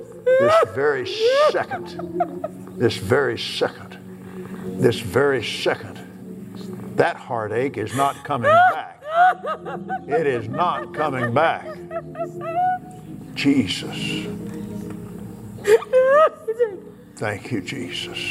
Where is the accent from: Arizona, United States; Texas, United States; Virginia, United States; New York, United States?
Texas, United States; I'm from Texas.